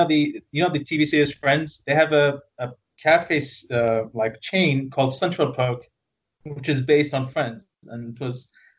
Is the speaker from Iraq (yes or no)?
yes; Iraq; now in Kuwait; I am originally from Iraq, yeah. And actually, our family moved here a long, long, long time ago when things were bad over there.